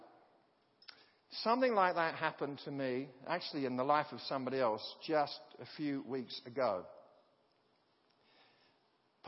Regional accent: United Kingdom; as a British person

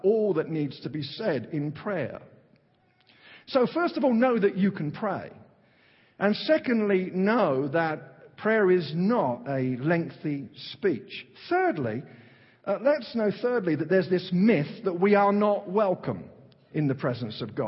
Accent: London, United Kingdom; accent: Cockney; moved away; I'm from East London, kind of Cockney

